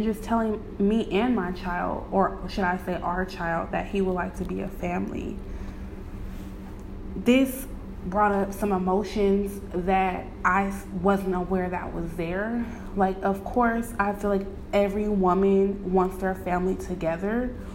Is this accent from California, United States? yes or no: yes; Bay Area, California, United States; I'm from the Bay Area